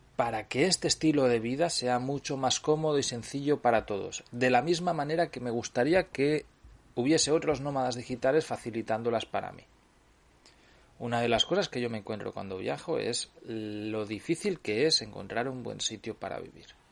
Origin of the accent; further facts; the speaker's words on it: Cardedeu, Catalonia, Spain; yo vengo de... soy, de Cardedeu, ya lo sabéis, es muy cercano a Barcelona